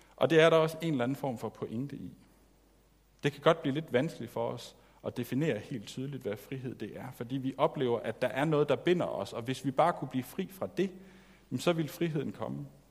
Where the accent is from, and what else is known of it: Denmark